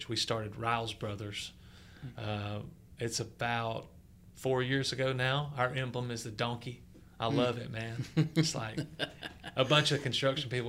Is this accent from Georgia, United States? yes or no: yes; North Georgia, United States; I grew up in North Georgia